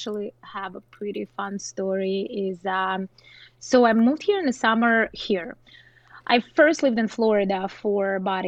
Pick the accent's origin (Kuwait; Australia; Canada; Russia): Russia; southern Russia; English is a second language; now in United States; I'm like 3 hour flight from Moscow, so it's like very south of Russia